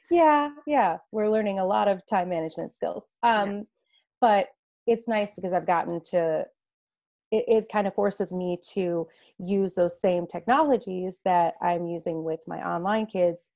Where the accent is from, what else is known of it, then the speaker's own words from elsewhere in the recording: Chicago suburbs, Illinois, United States; moved away as an adult; now in Scottsdale, United States; I'm actually originally from the Chicago suburbs.